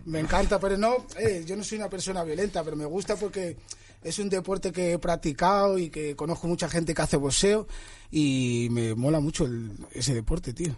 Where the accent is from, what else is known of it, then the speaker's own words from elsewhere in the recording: Madrid, Community of Madrid, Spain; yo soy de Vallecas